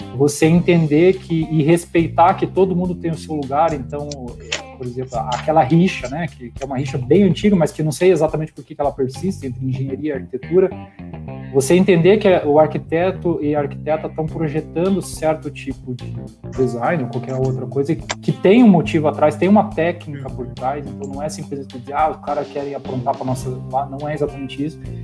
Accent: Curitiba, Paraná, Brazil; eu sou natural de Curitiba, eu tenho a minha vida inteira aqui em Curitiba

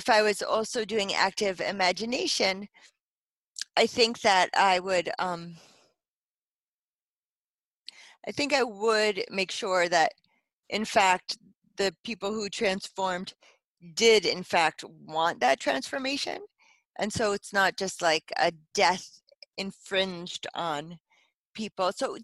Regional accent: United States; as an American

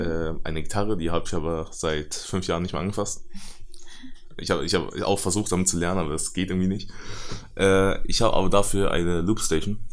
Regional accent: Germany; ich bin in Deutschland geboren und meine Eltern sind in China geboren

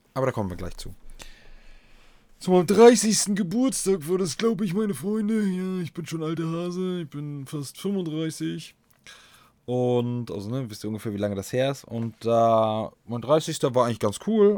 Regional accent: eastern Germany, Germany; hier bei uns im Osten

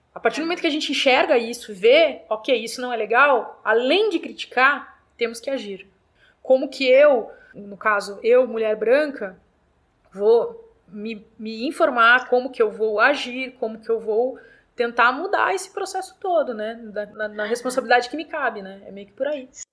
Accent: Brazil; Nós somos brasileiros e brasileiras

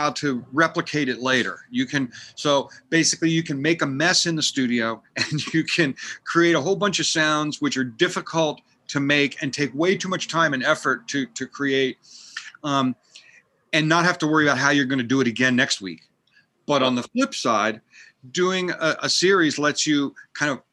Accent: United States; moved away as an adult; also born or lived in Pennsylvania / Vermont / Massachusetts / Manhattan; now in California, United States; I grew up in Pennsylvania and Vermont and went to college in Massachusetts

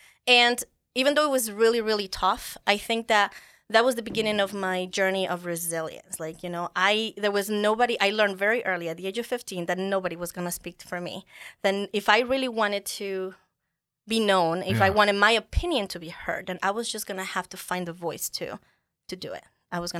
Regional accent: United States; moved away; but many think that I don't have as thick of an accent as I guess people might expect of me since I came from the United States.

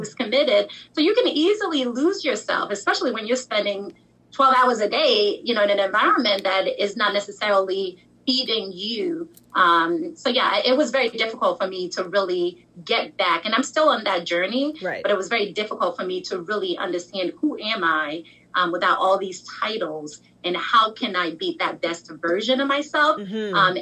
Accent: Nigeria; I'm Nigerian

